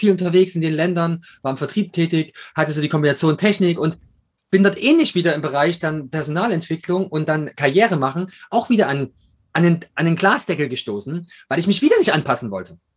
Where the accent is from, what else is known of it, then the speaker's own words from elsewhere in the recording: Chemnitz, Saxony, Germany; born there; accent: East German; now in Munich, Germany; bin nach München gezogen, bin, man hört es am Akzent, bin eigentlich Ossi, komme aus der Stadt mit 3O, Kormorgstedt und äh, bin da geboren. Mittlerweile heißt es wieder Chemnitz.